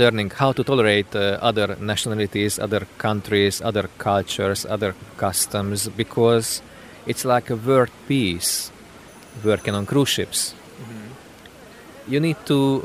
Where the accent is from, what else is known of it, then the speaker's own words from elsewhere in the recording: Hungary; I'm from Hungary